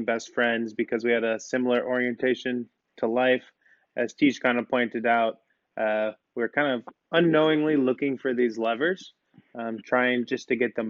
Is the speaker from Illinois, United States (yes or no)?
yes; Chicago, Illinois, United States; moved away as an adult; also born or lived in Santa Barbara; I grew up in Chicago